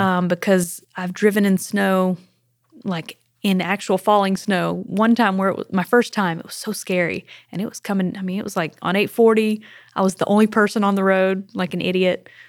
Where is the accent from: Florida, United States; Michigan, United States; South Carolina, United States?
South Carolina, United States; now in Tennessee, United States; I am from South Carolina.